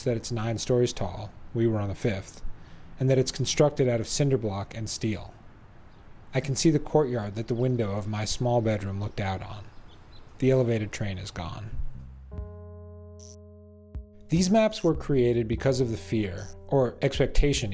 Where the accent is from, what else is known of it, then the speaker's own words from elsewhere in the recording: New York City, New York, United States; the street I grew up on in New York City